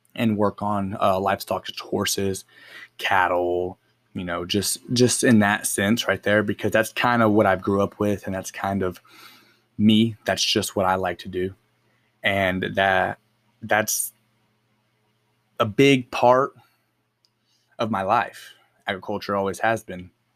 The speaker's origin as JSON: {"language": "English", "town": "El Reno", "region": "Oklahoma", "country": "United States", "tie": "born or raised there", "said": "I grew up in El Reno, born and raised"}